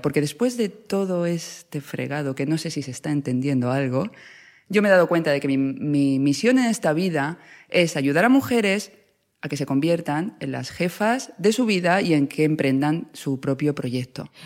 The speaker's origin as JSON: {"language": "Spanish", "town": "Ciudad Real", "region": "Castilla-La Mancha", "country": "Spain", "moved": "yes", "said": "yo vengo de Ciudad Real"}